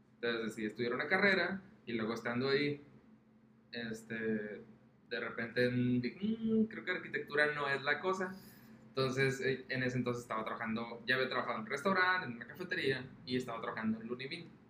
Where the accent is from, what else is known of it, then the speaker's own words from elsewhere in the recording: Mexico; lo que somos nosotros como mexicanos